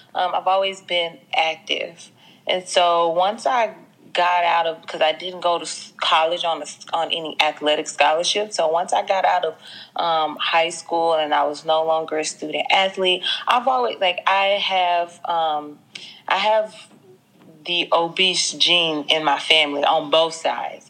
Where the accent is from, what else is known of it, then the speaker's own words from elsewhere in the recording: Jackson, Mississippi, United States; accent: twang; moved away as an adult; now in Los Angeles, United States; I'm from Jackson, Mississippi, from the dirty South. So forgive me if my accent is a little got a little twang to it